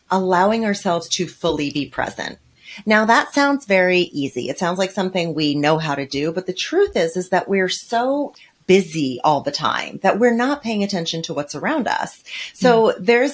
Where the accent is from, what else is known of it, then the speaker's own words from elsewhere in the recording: New York City, New York, United States; I'm from New York City